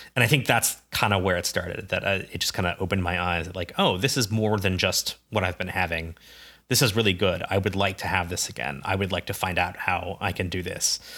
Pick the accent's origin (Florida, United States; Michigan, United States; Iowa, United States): Iowa, United States; Ames; I grew up in Ames, Iowa, university town.